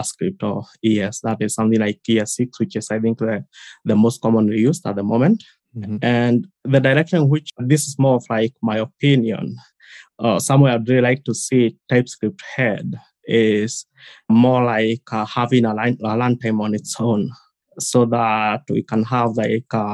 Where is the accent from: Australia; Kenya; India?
Kenya; I'm from Kenya, currently located just in the capital, Nairobi